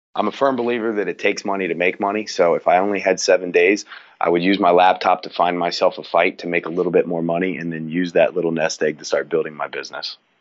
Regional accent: Cincinnati, Ohio, United States; I grew up in the Midwest in Cincinnati

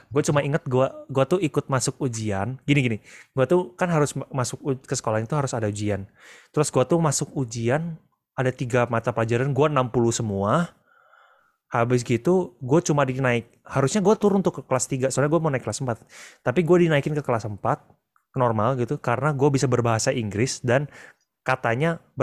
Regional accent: Malang, East Java, Indonesia; also born or lived in Bandung; Bayangin, gue tuh dulu pindahan dari Malang guys. Pindah ke Bandung.

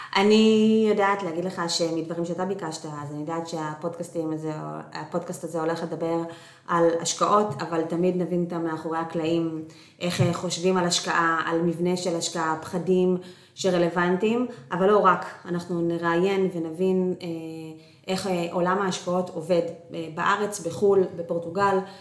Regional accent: Northern District, Israel; moved away; אנחנו במקור מהצפון

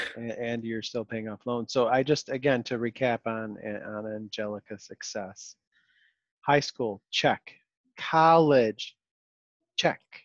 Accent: Rochester, New York, United States; I grew up in Rochester, New York.

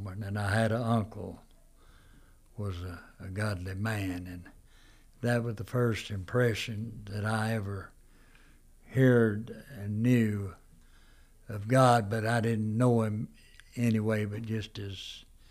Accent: United States; also born or lived in Erwin; We was raised back in Walnut Mountain. A lot of my life was raised back there

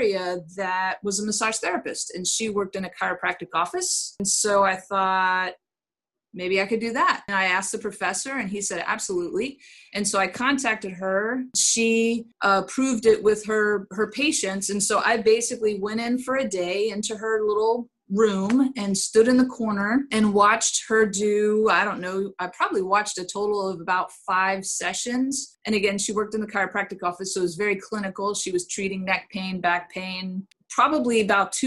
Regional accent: Inverness, Florida, United States; also born or lived in Brooksville, Florida; now in Brandon, United States; I was born in Brooksville, Florida, and grew up in Inverness, Florida

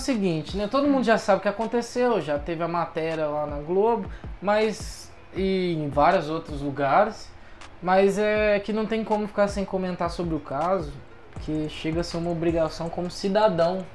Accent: São Paulo, Brazil; eu sou do estado de São Paulo

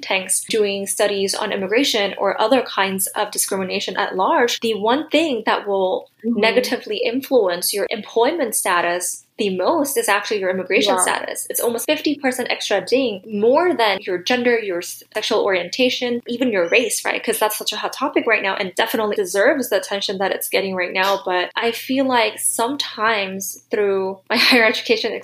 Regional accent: South Korea; now in United States; I'm from South Korea

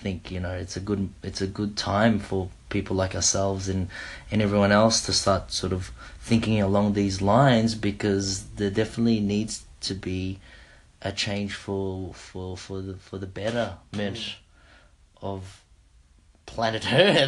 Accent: Oxford, South East England, United Kingdom; Oxford, yeah, Oxford. You heard it in my accent.

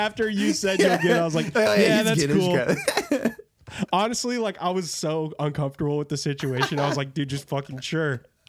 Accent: Iowa, United States; we're from Iowa.

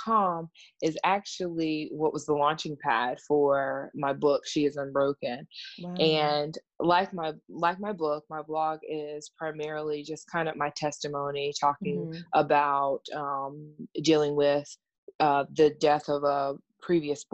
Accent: South Carolina, United States; I am from South Carolina.

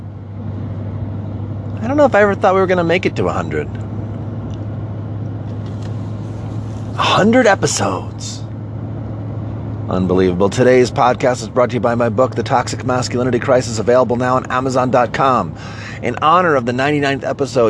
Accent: United States; I'm an American. I live in America.

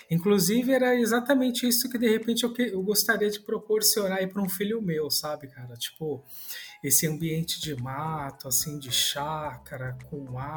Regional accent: São Paulo, Brazil; Sou de São Paulo, cara. Nasci

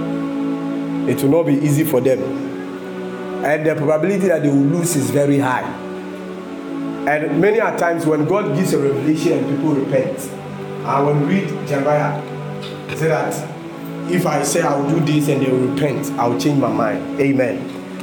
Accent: Ghana; I'm a Ghanaian

